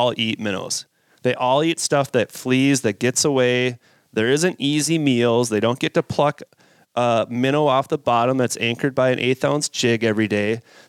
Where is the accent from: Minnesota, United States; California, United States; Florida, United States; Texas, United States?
Minnesota, United States; I grew up in Minnesota